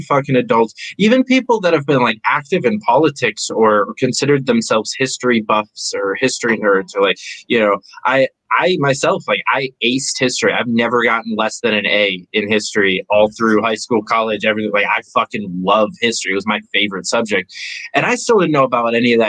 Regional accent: New York, United States; I'm from New York

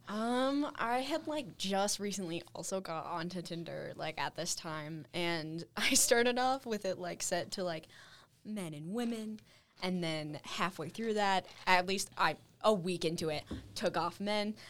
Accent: Salt Lake City, Utah, United States; now in Cedar City, United States; I'm from Salt Lake originally

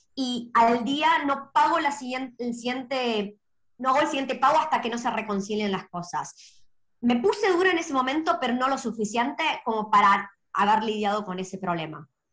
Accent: Argentina; moved away as an adult; now in Australia; Soy originalmente de Argentina. Hace seis años me mudé a Australia

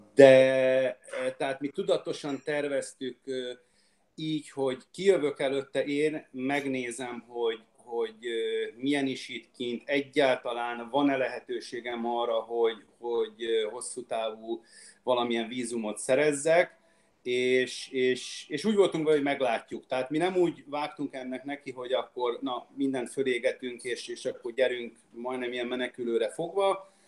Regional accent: Budapest, Hungary; moved away as an adult; also born or lived in Székesfehérvár, Hungary; now in Australia; Magyarországon én Budapestről vagyok

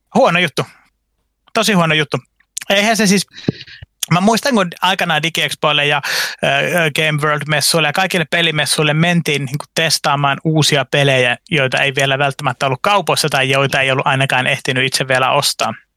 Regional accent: Eastern Finland, Finland; moved away; also born or lived in Vantaa, Finland; mä vietin lapsuuteni Itä-Suomessa

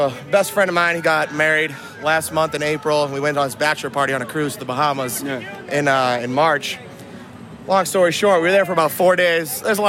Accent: Boston, Massachusetts, United States; We're all from Boston, but now she's a nurse down here in Nashville.

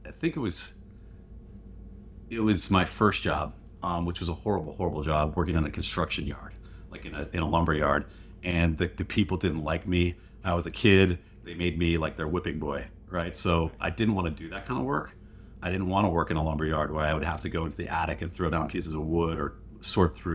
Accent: Western New York, United States; moved away as an adult; now in Bay Area, United States; Growing up in New York, in Western New York.

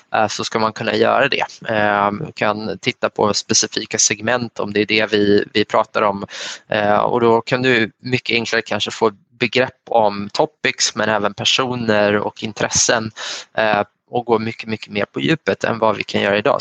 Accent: Sweden; Man kommer från en svensk bakgrund

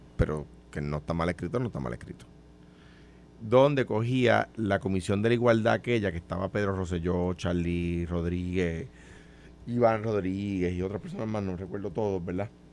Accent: Puerto Rico; yo soy puertorriqueño, yo tengo la ciudadanía de Estados Unidos pero yo soy puertorriqueño

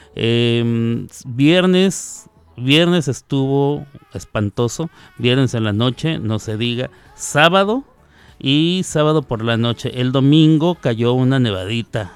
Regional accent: Chihuahua, Mexico; moved away; allá de mi tierra, de Chihuahua, Chihuahua

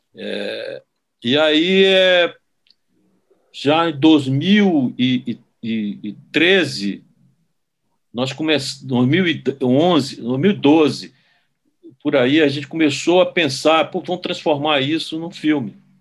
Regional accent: Manaus, Amazonas, Brazil; moved away; also born or lived in Brasília; minha geração, ela era a última geração é, de amazonenses que mirou fisicamente a decadência desse ciclo econômico.

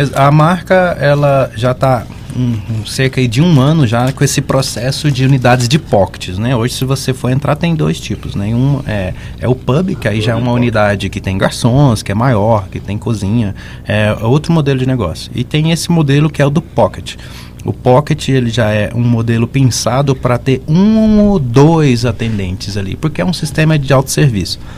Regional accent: Goiás, Brazil; eu sou goiano

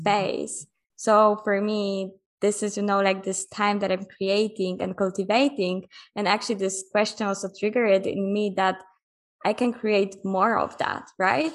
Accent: Poland; moved away as an adult; I'm from Poland. Right now, I'm in Mexico. I've been traveling already for almost six years.

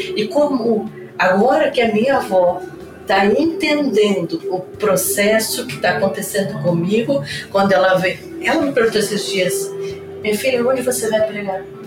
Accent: Joinville, Santa Catarina, Brazil; Eu sou natural de Joinville

